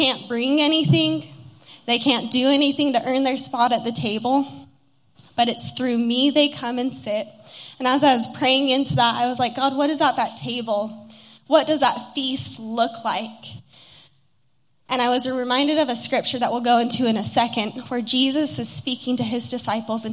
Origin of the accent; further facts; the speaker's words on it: Utah, United States; moved away as an adult; also born or lived in Los Angeles, California; I'm from Utah originally and was in LA for 4 years